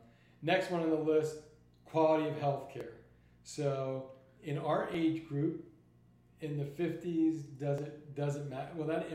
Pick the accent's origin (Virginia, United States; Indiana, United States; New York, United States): New York, United States; moved away; I grew up in it. I grew up in New York.